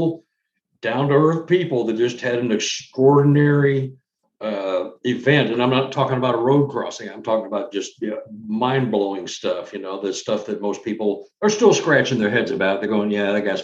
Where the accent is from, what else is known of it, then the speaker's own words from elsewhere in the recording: Dallas, Texas, United States; I'm from Dallas, Texas